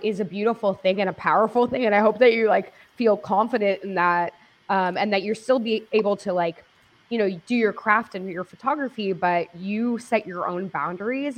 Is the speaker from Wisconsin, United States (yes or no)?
no; Los Angeles, California, United States; I grew up in Los Angeles